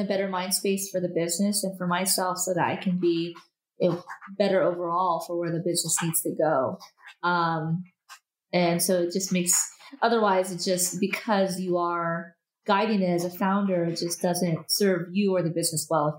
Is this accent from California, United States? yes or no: yes; Los Angeles, California, United States; I grew up in a very homogenous society. I think I was the only Asian person in my school. And so in a suburb of Los Angeles, so Encino, California, and so very few Asian people that lived there, even fewer that were at my school.